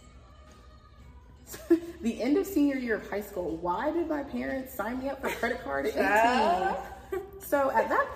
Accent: Columbia, South Carolina, United States; I grew up in Columbia, South Carolina

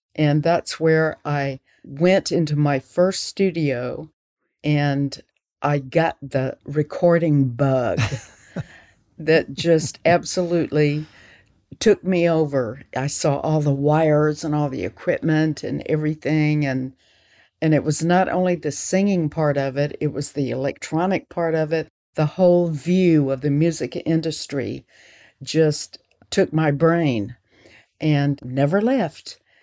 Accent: Florence, Alabama, United States; moved away as an adult; also born or lived in California; I was born in Florence, Alabama, and this is where I live right now.

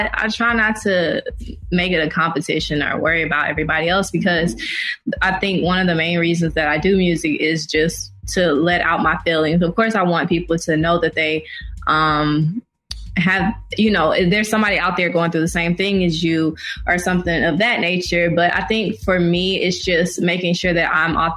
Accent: Atlanta, Georgia, United States; I grew up on the South Side. And then later on, we moved to the Camp Creek area near the airport. So I went to high school at Westlake

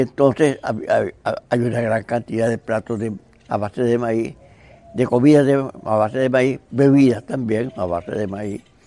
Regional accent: Nicaragua; nuestros paisajes que teníamos, el lago, el río San Juan

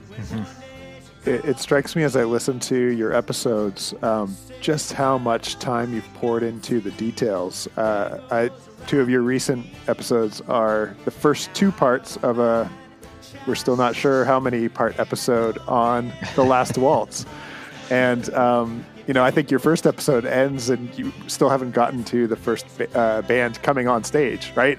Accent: Canada; as a Canadian

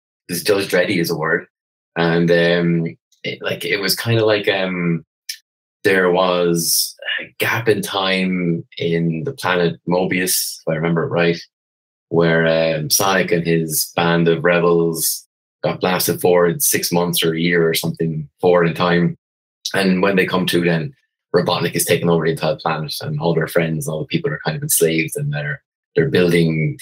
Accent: Wexford, Leinster, Ireland; I come from Wexford, the southeast as you can go in Ireland.

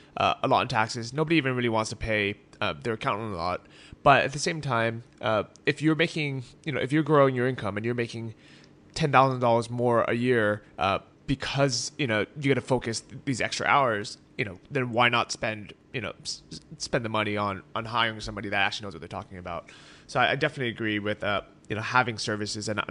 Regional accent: California, United States; I'm a sole proprietorship in California, my home state

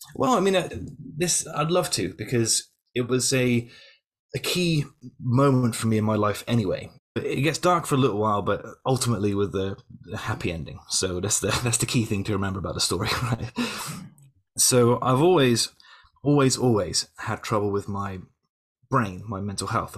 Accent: Yeovil, South West England, United Kingdom; I came back to Yeovil, my hometown

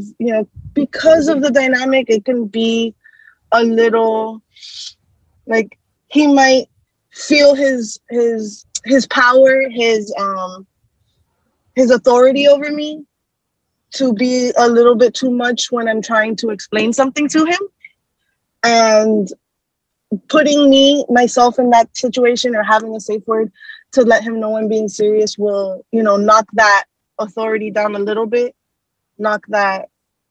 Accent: South Florida, United States; here at my home, in my home state of Florida, South Florida.

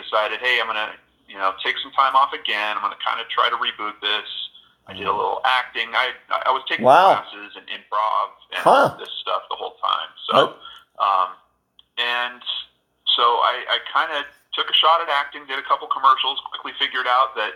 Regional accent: Southern California, United States; growing up in Southern California

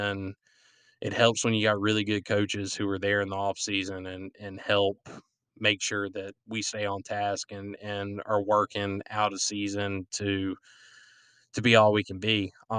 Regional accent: Florence, South Carolina, United States; I wear Columbia blue and gold, and I'm from South Florence

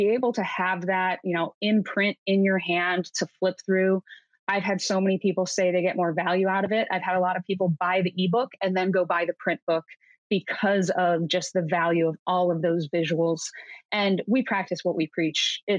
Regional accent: Midwest, United States; now in Seattle, United States; I come from the Midwest, I live in Seattle, so I have a, a pretty healthy mix of Republicans and Democrats

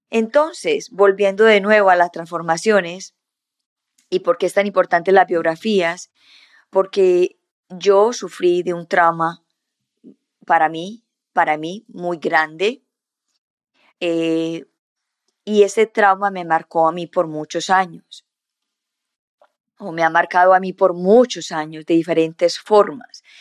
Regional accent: Colombia; also born or lived in Canada; So, nací en Colombia, y a los nueve meses nos fuimos para el Canadá, y, y a los siete años nos volvimos de nuevo para Colombia y cuando llegamos a Colombia cambiamos de lugares cada rato

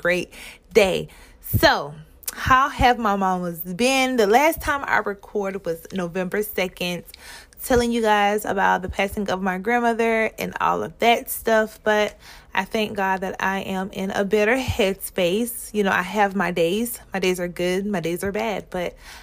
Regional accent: Mullins, South Carolina, United States; I'm from Mullen, South Carolina

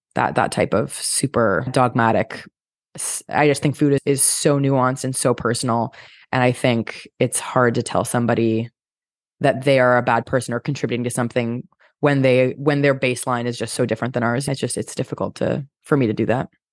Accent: Canada; I'm Canadian

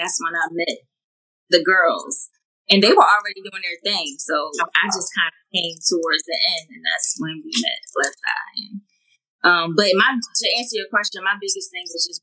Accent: Philadelphia, Pennsylvania, United States; I'm originally from Philly, born and raised

